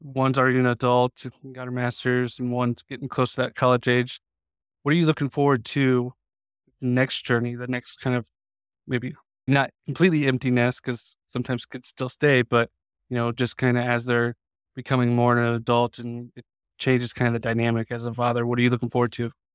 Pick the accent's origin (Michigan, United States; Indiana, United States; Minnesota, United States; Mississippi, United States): Indiana, United States; Indianapolis; when we were a kid growing up in Indiana, I grew up just on the east side of Indy